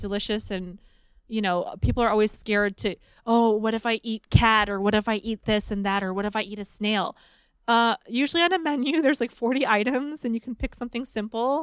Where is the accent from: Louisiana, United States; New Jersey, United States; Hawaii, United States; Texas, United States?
Louisiana, United States; New Orleans; I grew up in New Orleans